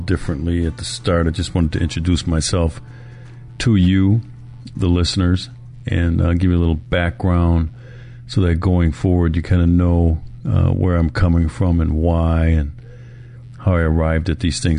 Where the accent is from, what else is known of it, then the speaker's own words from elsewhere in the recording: Milwaukee, Wisconsin, United States; Milwaukee, my hometown